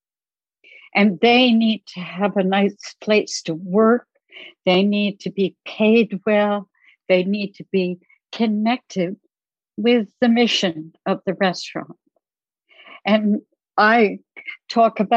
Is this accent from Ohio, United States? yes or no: no; New Jersey, United States; I grew up in New Jersey